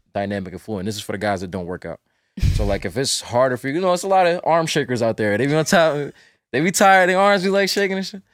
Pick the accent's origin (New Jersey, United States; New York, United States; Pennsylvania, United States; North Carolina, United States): North Carolina, United States; I'm from North Carolina